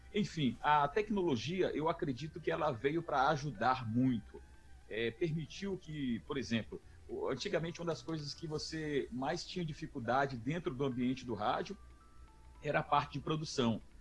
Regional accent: Teresina, Piauí, Brazil; moved away as an adult; now in São Luís, Brazil; Eu eu sou natural de Teresina

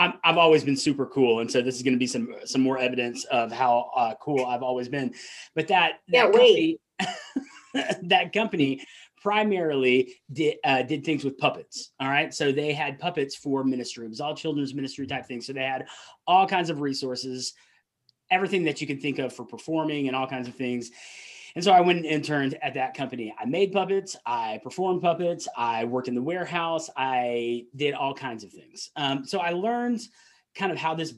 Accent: Atlanta, Georgia, United States; accent: Southern; I grew up in Atlanta, still live in that area

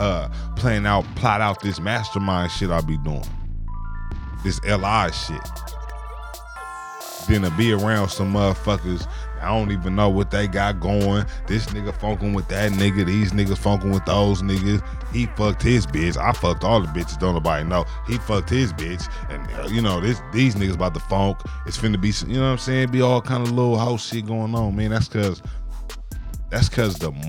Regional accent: Oakland, California, United States; when I was growing up, right, I'm from the Bay, nigga. I'm from Oakland, California

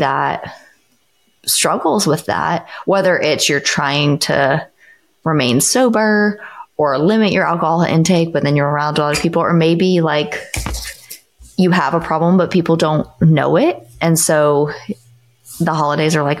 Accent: United States; we are all from the United States

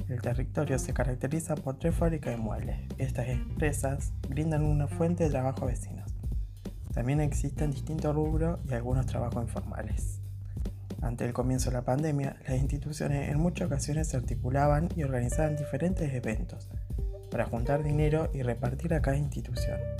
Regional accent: Albarellos, Santa Fe, Argentina; vivo en mi pueblo natal, Alvarellos, que se sitúa a 40 kilómetros de Rosario.

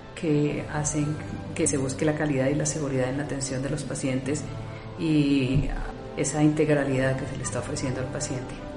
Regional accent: Colombia; como colombianos inquietos que somos

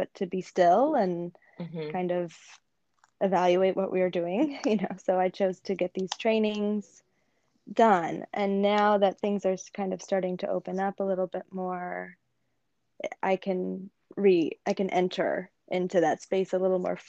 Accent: Arizona, United States; I grew up in Arizona.

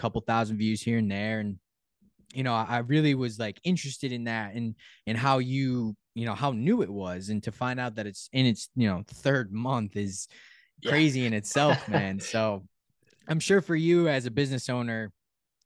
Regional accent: Connecticut, United States; I'm from Connecticut

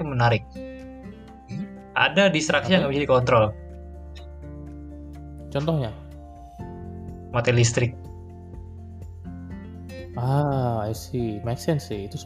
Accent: Medan, North Sumatra, Indonesia; now in Bandung, Indonesia; ini kan sekarang gua lagi di Medan itu di tempat gua emang sering mati lampu

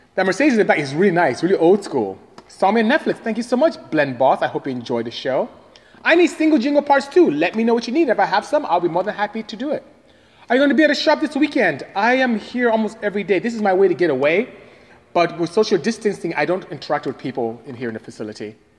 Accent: Nigeria; moved away as an adult; also born or lived in Ontario, California, United States; now in United States; I am from Nigeria, West Africa

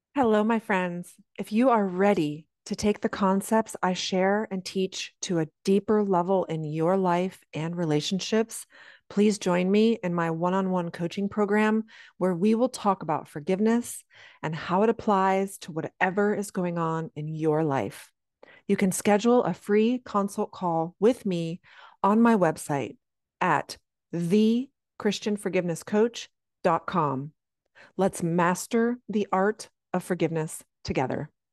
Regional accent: Anna Maria Island, Florida, United States; moved away; I grew up on Anna Maria Island in the seventies and eighties

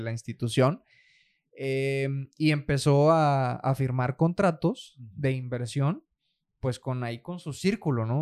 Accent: Nueva Rosita, Coahuila, Mexico; moved away; allá en mi, en mi rancho, hombre, de donde yo soy. Eh, yo soy de Nueva Rosita, Coahuila

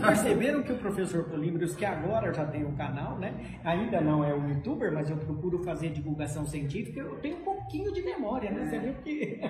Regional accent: São Paulo, Brazil; Eu nasci em São Paulo

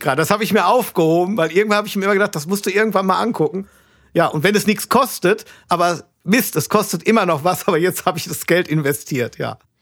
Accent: Hamm, North Rhine-Westphalia, Germany; Aus Hamm.

